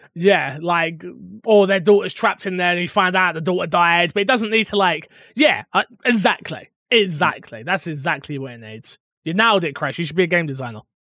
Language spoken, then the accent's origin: English; United Kingdom; I'm not even American. I'm bloody British.